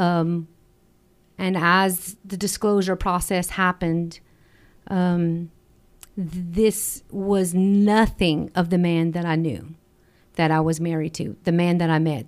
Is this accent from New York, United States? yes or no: no; Acadiana, Louisiana, United States; We're from the Acadiana area